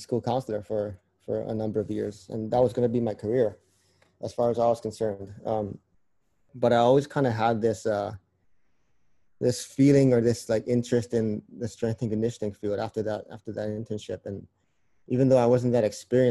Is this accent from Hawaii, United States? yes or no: yes; Hawaii, United States; moved away as an adult; now in Oregon, United States; I grew up in Hawaii. Yep, born and raised.